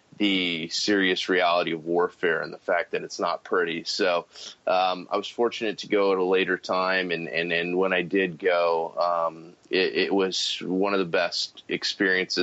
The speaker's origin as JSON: {"language": "English", "town": "San Antonio", "region": "Texas", "country": "United States", "tie": "born or raised there", "said": "I grew up in San Antonio, Texas, Military City, USA"}